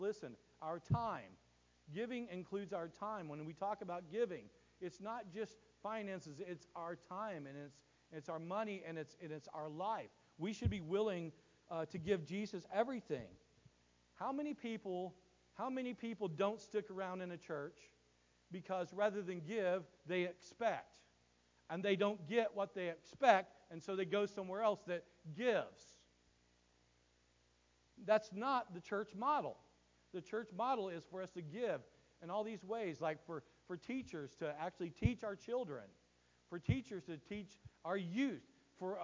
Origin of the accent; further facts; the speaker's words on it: United States; I look at my life as an American. I live in America. I have an American worldview